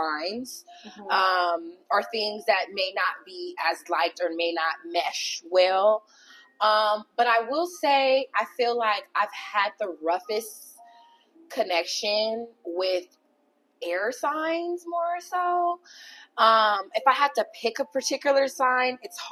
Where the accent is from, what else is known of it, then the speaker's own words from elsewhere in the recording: Long Beach, California, United States; also born or lived in Downey, California; originally, I am from Long Beach, California. Mm-hmm. And I stayed there until about my 7th grade year, around that time. And then I moved to Downey